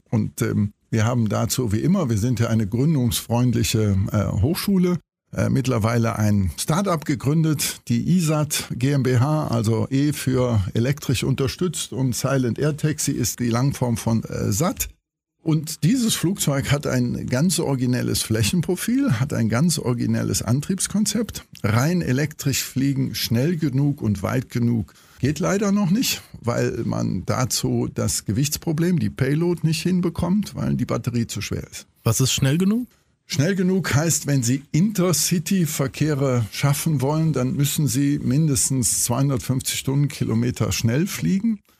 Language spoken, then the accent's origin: German; Cologne, North Rhine-Westphalia, Germany; also ich bin auch Kölner, haben Sie daraus schon entnehmen können